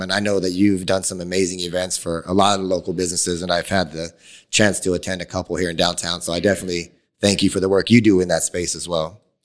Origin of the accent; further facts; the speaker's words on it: Phoenix, Arizona, United States; being born and raised in Phoenix